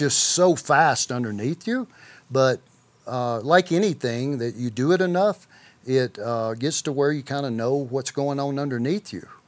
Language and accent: English; McGehee, Arkansas, United States; grew up in a small town in Southeast Arkansas that was, name was McGee, Arkansas